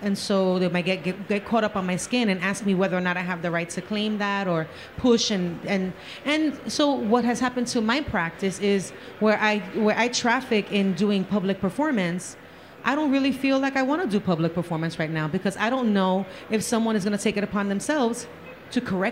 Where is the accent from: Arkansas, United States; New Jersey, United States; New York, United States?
New York, United States; New York City; now in Orlando, United States; by my accent, I kind of come from the Bronx